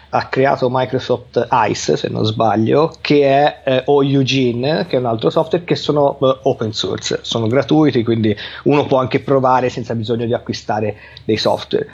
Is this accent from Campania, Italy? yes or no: no; Livorno, Tuscany, Italy; sono originario di Livorno